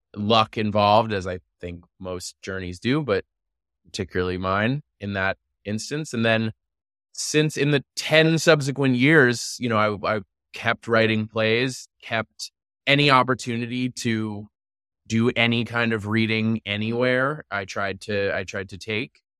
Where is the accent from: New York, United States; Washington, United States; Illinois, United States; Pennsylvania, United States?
New York, United States; New York City; I grew up in New York City